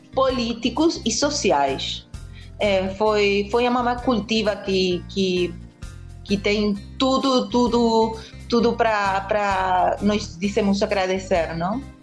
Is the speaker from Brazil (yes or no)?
no; Argentina; Portuguese is a second language; para mim, como Argentina